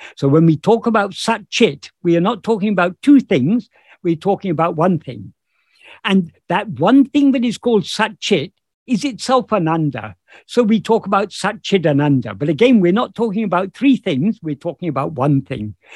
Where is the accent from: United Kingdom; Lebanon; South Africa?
United Kingdom; this body happened to be born in um, in uh, the United Kingdom, so I, I am uh, I am British